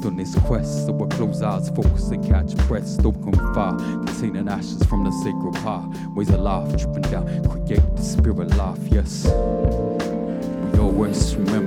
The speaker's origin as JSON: {"language": "English", "country": "Australia", "also_born_or_lived": "Kulin Nation (Victoria)", "said": "I'm a Yorta Yorta person myself"}